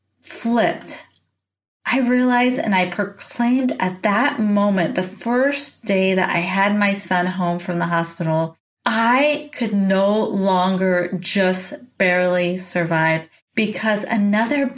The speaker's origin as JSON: {"language": "English", "town": "San Diego", "region": "California", "country": "United States", "tie": "born or raised there", "also_born_or_lived": "Boulder, Colorado", "moved": "as an adult", "lives_now": "Oregon, United States", "said": "I went home from Boulder, Colorado to San Diego, California to live back at home with my parents"}